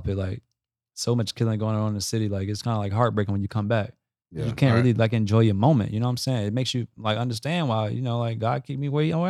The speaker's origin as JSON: {"language": "English", "town": "St. Petersburg", "region": "Florida", "country": "United States", "said": "I'm from St. Pete"}